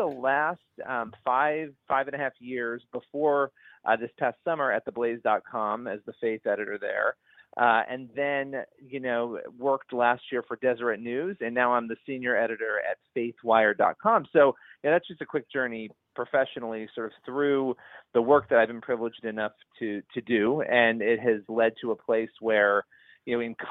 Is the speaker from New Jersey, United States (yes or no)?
no; Rochester, New York, United States; moved away as an adult; now in New York City area, United States; I grew up in upstate New York, which is in Rochester, New York